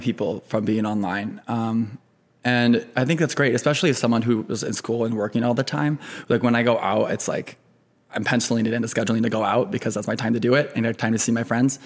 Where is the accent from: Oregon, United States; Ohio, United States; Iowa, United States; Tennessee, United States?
Iowa, United States; Cedar Rapids; moved away as an adult; also born or lived in California / Minneapolis; now in Chicago, United States; I grew up in Eastern Iowa, Cedar Rapids